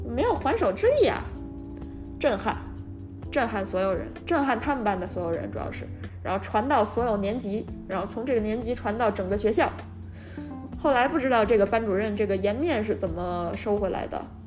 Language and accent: Chinese; China; moved away; 在国内长大学习的过程中，非常官僚主义